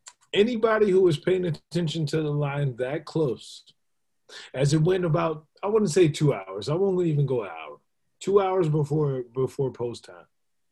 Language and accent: English; Baltimore, Maryland, United States; now in Atlanta, United States; Baltimore. I'm born and raised in Baltimore. I know I rep the A right now, y'all